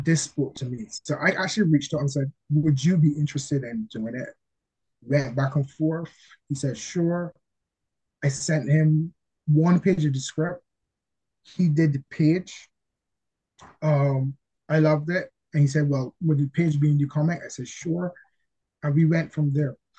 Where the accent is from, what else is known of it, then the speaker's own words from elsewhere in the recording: Barbados; I'm from Barbados